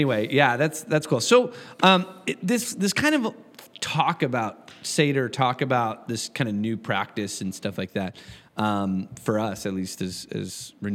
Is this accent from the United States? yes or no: yes; United States; now in Canada; I'm from the States